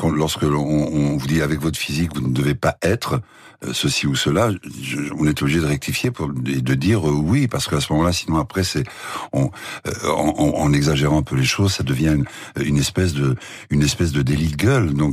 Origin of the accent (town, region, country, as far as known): Paris, Île-de-France, France; born or raised there